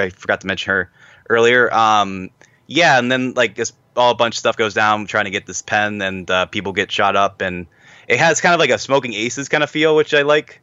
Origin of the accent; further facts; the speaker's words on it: Pittsburgh, Pennsylvania, United States; I'm a man from Pittsburgh, Pennsylvania